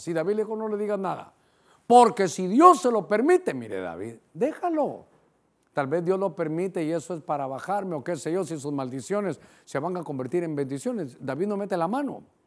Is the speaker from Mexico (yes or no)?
no; Honduras; para nosotros como hondureños